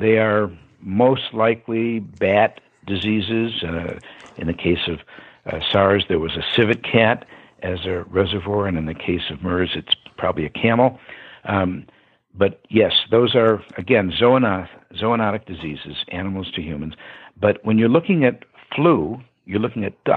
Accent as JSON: {"language": "English", "town": "Detroit", "region": "Michigan", "country": "United States", "tie": "born or raised there", "said": "I'm from Detroit, Michigan, or Detroit, as we used to say, and I grew up inside of 7 Mile Road"}